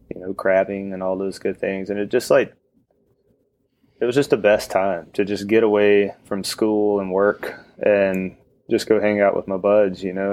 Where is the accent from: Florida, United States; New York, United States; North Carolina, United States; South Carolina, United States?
North Carolina, United States; northeast of Chapel Hill, near the Virginia line; now in Chapel Hill, United States; I grew up like an hour and a half northeast of Chapel Hill, where I live now. So right on the Virginia line